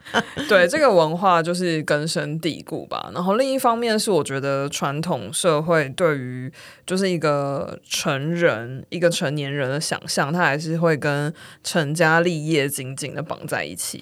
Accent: Kaohsiung, Taiwan; moved away as an adult; also born or lived in United Kingdom; 因为我是高雄人

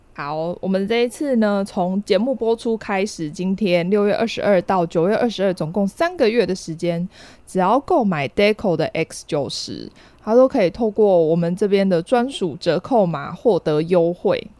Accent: Taiwan; 像我们台湾人就是喜欢去买早餐嘛

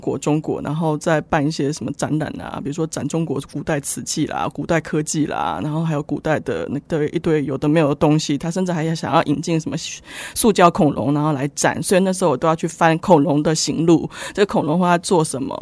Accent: Taiwan; moved away as an adult; also born or lived in Kraków, Poland; “哎，你你是哪里来的？哦，你是台湾来的啊？你会不会说中文？”呃，我说我会啊。

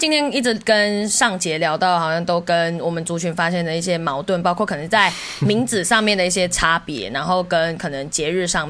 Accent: West Malaysia, Malaysia; 我来自西马。

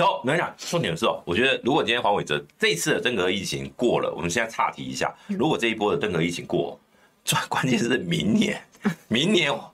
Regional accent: Bade, Taoyuan, Taiwan; 我的故乡桃园巴德

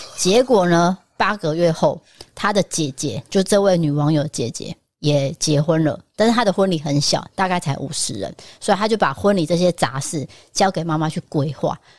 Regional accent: Taiwan; 但是我们台湾人就可能不是啊

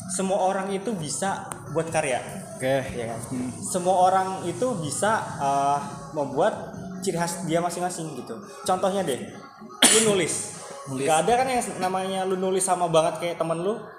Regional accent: Bekasi, West Java, Indonesia; also born or lived in Banyuwangi, East Java; Lahir di Banyuwangi, cuma gede di Bekasi

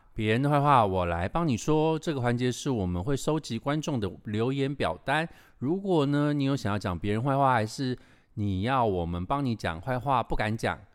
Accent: Taiwan; 我们台湾人

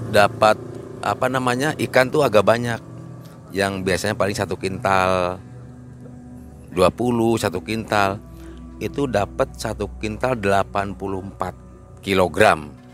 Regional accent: Parapat, West Java, Indonesia; Parapat Pangandaran. Uh, awal mulanya kan saya dulu kan jadi pengrajin lah ya, pengrajin ikan asin yang tiap sore saya harus pergi ke pantai

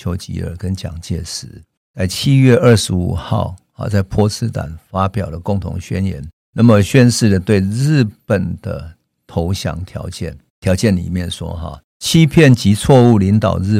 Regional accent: Taiwan; 就是我们台湾人最关心的台湾

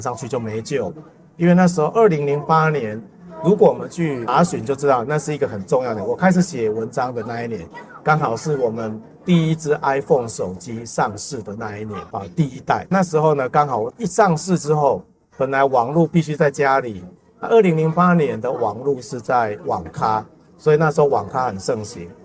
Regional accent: Taiwan; 我们台湾人一年平均每一个人买的书是一本

